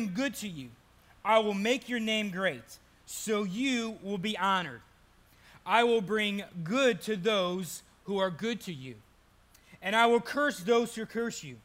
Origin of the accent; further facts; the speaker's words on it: Burton, Ohio, United States; moved away as an adult; also born or lived in San Francisco, California; I am from Burton, Ohio. Most people don't know where that's from, so that's why I say Cleveland